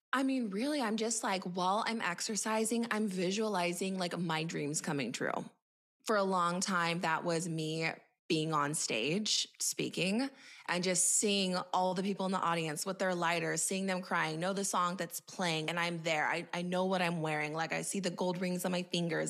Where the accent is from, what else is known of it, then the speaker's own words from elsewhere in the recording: Montana, United States; moved away; also born or lived in Boise, Idaho / California; I grew up in Montana, and I say that because I grew up in a very small town